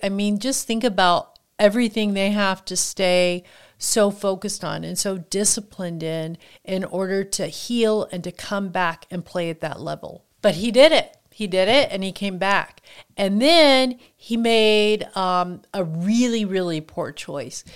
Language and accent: English; Kansas, United States; moved away as an adult; I grew up in Kansas, and until I was an adult and, um, moved from there